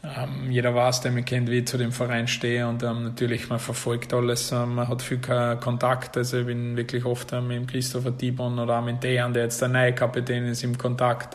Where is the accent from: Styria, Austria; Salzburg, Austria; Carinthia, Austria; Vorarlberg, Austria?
Salzburg, Austria; also born or lived in Vienna, Austria; now in Greece; Also ich bin ja doch ein Salzburger und war dann zehn Jahre in Wien